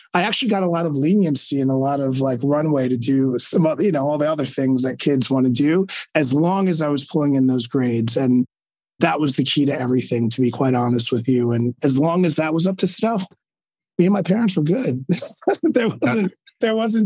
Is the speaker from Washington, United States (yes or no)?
no; Uniondale, New York, United States; also born or lived in Virginia / Midtown East, New York City / Athens, New York; So I am born and raised on Long Island, New York, in a small town called Uniondale